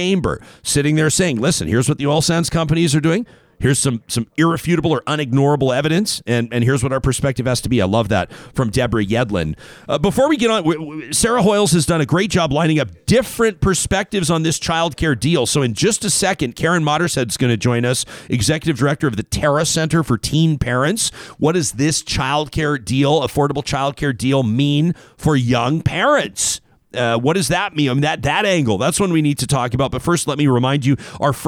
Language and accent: English; Calgary, Alberta, Canada; born or raised there; moved away